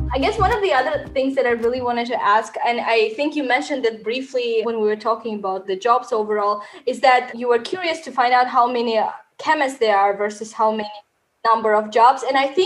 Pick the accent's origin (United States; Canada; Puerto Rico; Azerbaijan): Azerbaijan; So I'm from Azerbaijan.